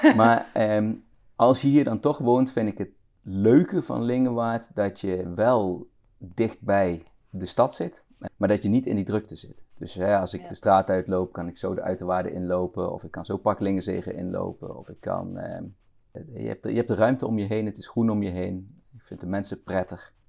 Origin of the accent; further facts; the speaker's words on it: northern Limburg, Netherlands; moved away as an adult; also born or lived in Rotterdam; now in Bemmel, Netherlands; Maar we zijn al heel snel, toen ik een paar jaar oud was en naar de kop van Noord-Limburg verhuisd. Daar komt mijn accent ook vandaan